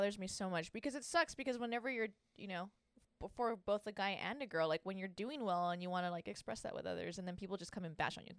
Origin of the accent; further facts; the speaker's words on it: Santa Ana, California, United States; I grew up in Santa Ana. I grew up actually kind of everywhere, but mainly in Santa Ana.